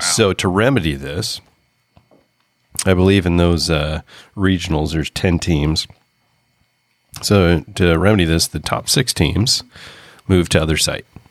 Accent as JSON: {"language": "English", "region": "Oregon", "country": "United States", "said": "we're from Oregon"}